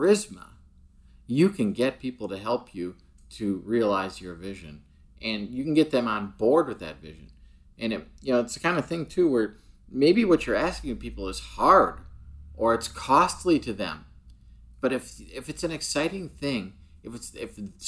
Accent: United States; I'm obviously an American

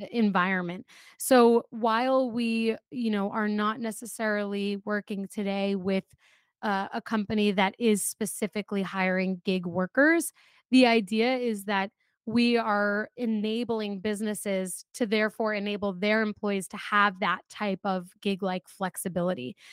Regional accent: North Brunswick, New Jersey, United States; I grew up in New Jersey

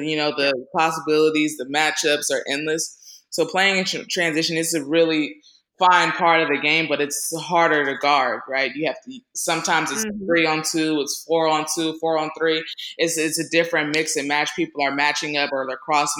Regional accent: Northern California, United States; I grew up in Northern California

